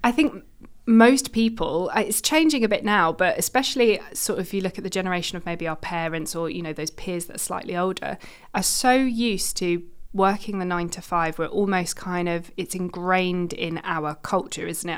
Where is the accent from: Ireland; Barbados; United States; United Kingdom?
United Kingdom; London; moved away as an adult; now in Manchester, United Kingdom; I'm from London originally